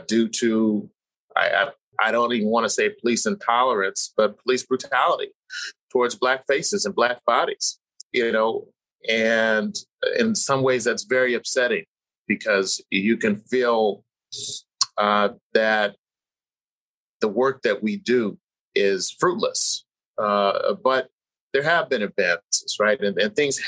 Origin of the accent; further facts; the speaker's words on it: San Jose, California, United States; In California. I grew up in Northern California. I'm from San Jose